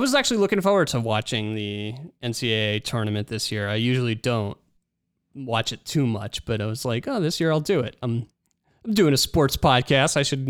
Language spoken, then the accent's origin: English; Demarest, New Jersey, United States; I grew up in New Jersey as well